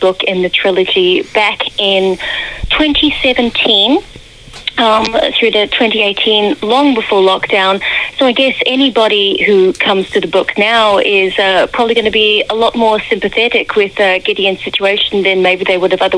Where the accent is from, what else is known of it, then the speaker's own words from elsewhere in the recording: New Zealand; now in United Kingdom; I'm originally from New Zealand